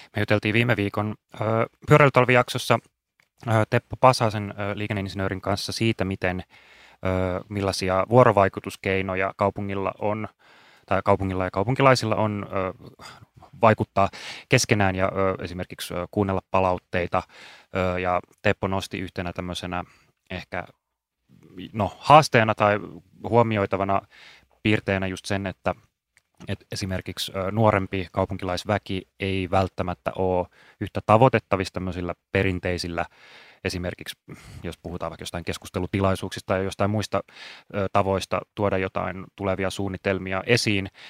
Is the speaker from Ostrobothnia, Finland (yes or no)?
no; Espoo, Uusimaa, Finland; moved away; rakas entinen kotikaupunkini Espoo